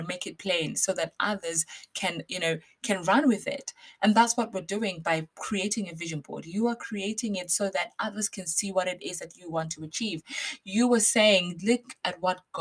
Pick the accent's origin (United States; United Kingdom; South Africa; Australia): United Kingdom; Basingstoke, South East England; if you are in Basingstoke, my hometown